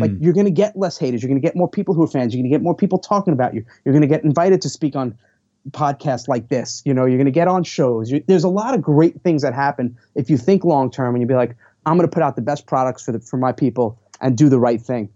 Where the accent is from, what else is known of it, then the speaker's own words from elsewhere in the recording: New York, United States; I'm from New York